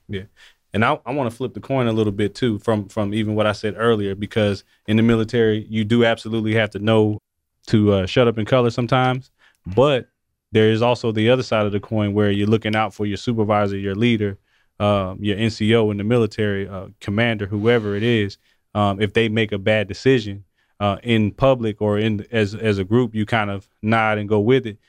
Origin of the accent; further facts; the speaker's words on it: Atlanta, Georgia, United States; we're both from Atlanta